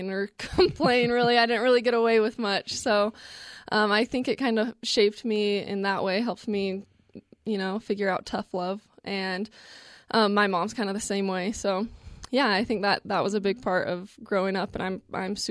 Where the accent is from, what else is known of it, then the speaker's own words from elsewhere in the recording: Smithfield, Utah, United States; also born or lived in North Logan, Utah; I grew up in Smithfield, and then when my parents got divorced, we moved to North Logan, which is super close